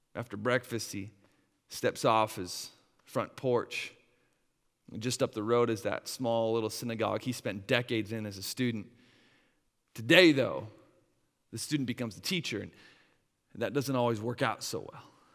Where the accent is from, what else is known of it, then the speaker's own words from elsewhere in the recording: Wisconsin, United States; moved away; my hometown of, uh, up, up in Wisconsin